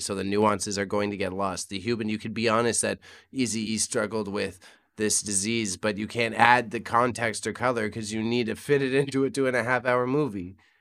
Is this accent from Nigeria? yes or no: no; Scotland, United Kingdom; me as a Scotsman